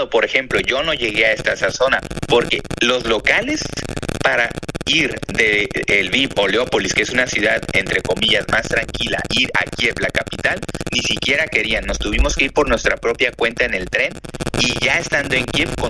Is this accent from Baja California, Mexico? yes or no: yes; Baja California, Mexico; En Instagram estoy como … BC es porque soy del estado de Baja California